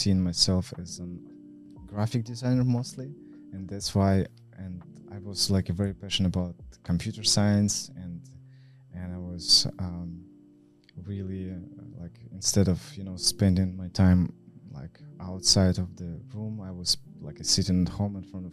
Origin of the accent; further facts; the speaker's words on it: Vladivostok, Primorsky Krai, Russia; moved away as an adult; also born or lived in Moscow; I was grew up in Vladivostok City